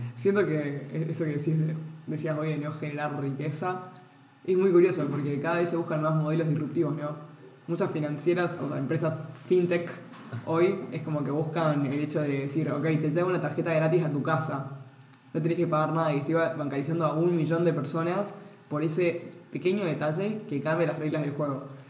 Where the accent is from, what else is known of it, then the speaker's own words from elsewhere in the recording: Misiones, Argentina; soy de Misiones